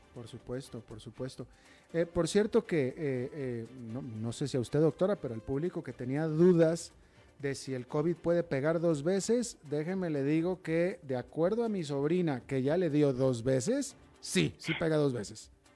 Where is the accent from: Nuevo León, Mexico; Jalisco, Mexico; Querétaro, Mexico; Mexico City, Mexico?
Nuevo León, Mexico; Monterrey; moved away; mi tierra natal, Monterrey, también.